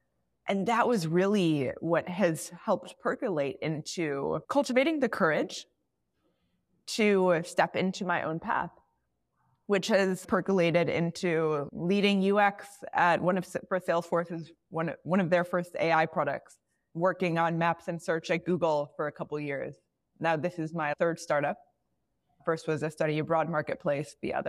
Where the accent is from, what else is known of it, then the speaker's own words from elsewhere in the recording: outside Chicago, Illinois, United States; now in Bay Area, United States; So I grew up outside Chicago. And maybe it's like a little bit of a Midwest thing or whatever it may be. I'm currently in the Bay Area.